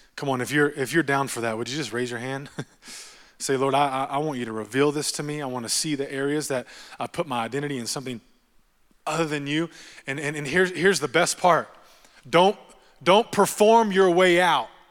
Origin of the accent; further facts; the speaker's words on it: Texas, United States; I'm from Texas